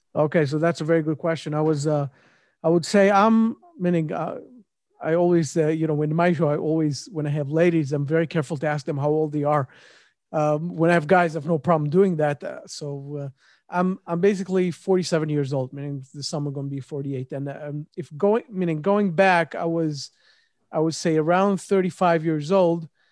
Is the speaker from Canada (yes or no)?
no; Israel; moved away; also born or lived in Memphis, United States / New York, United States; I'm originally from Israel